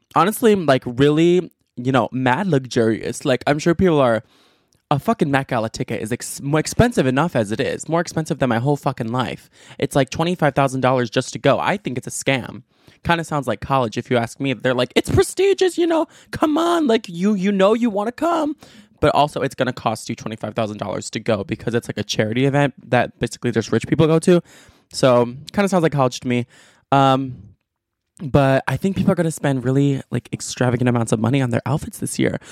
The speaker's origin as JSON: {"language": "English", "country": "United States", "said": "as an American"}